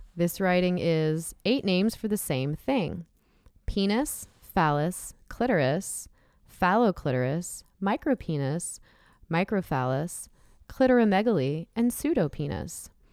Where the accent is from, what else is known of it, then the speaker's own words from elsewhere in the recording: San Diego County, California, United States; growing up in San Diego County, near Los Angeles County